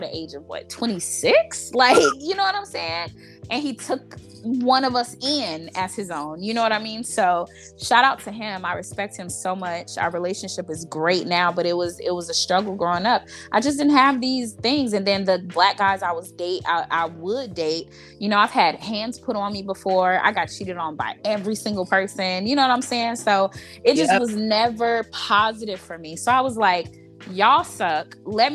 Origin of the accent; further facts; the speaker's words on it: Gary, Indiana, United States; moved away; also born or lived in Chicago Heights, Illinois; I grew up in Gary, Indiana